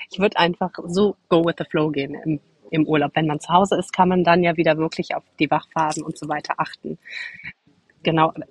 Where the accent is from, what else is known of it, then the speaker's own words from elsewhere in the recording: Cologne, North Rhine-Westphalia, Germany; Nee, und ursprünglich komme ich aus Köln